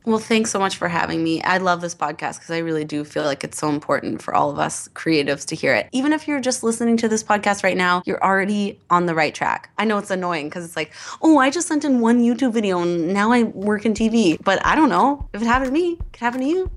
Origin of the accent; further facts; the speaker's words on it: Edmonton, Alberta, Canada; moved away; I'm an improviser from Edmonton.